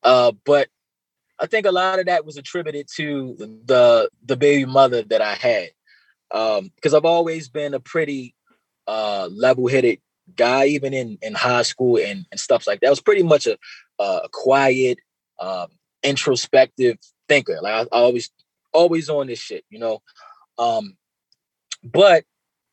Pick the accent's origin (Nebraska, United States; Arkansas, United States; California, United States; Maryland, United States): Maryland, United States; Baltimore; growing up in Baltimore and not really having that father figure